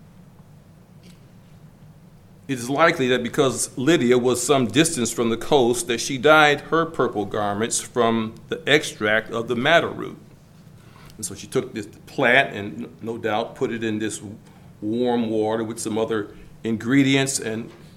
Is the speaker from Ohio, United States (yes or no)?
no; Michigan, United States; Growing up in Michigan